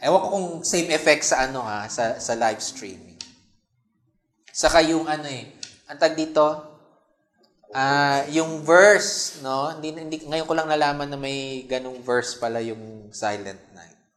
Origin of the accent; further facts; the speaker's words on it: Philippines; ating consciousness bilang Pilipino